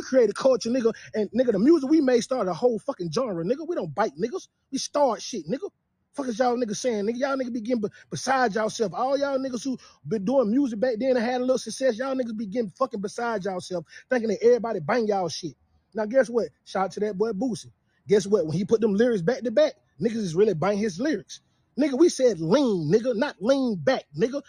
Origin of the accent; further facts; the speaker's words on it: Atlanta, Georgia, United States; I'm from the South, nigga. I'm from Bankhead, nigga. I'm from the West Side